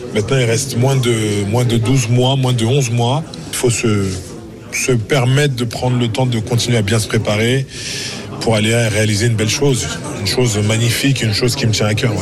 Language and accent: French; Frontignan, Occitania, France; C'est le club où c'est pas mon tout premier club, mais c'est le club où où j'ai joué quand j'étais petit, où mon père, mon père m'a entraîné. C'est là où j'ai grandi